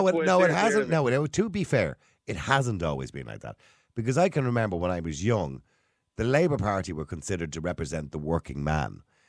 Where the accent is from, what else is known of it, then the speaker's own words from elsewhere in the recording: Dublin, Leinster, Ireland; Where it's irrelevant where I live, but I'm from Dublin.